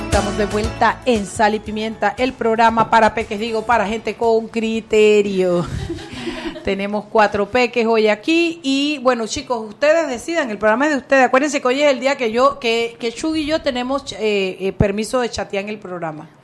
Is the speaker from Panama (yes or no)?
yes; Panama; el contexto panameño porque somos un país chiquito